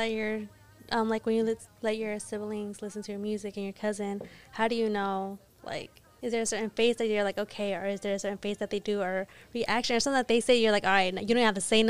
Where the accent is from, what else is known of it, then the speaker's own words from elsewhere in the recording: Gwinnett County, Georgia, United States; I'm from Gwinnett.